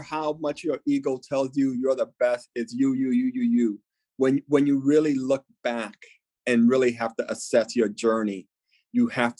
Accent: New York, United States; being Latino, being a New Yorker

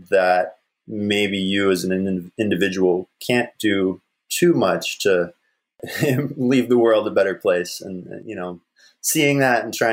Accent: Alaska, United States; growing up in Alaska

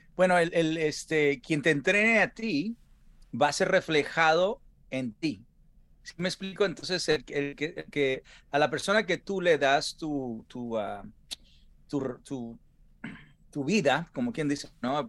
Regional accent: Sinaloa, Mexico; moved away; como sinaloense, mira, yo crecí con, con todos, pues Salvador Sánchez y todas eh, Pipino Cuevas

